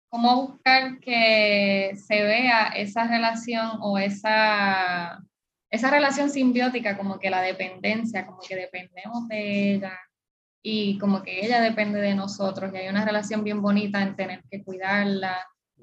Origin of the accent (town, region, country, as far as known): Puerto Rico; born or raised there